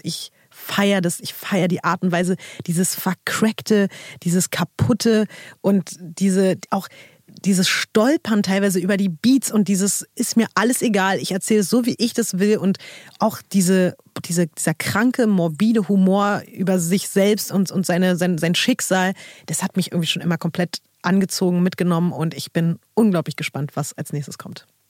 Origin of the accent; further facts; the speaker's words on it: Berlin, Germany; auch als Berliner, so als Berlinerin zu dem Zeitpunkt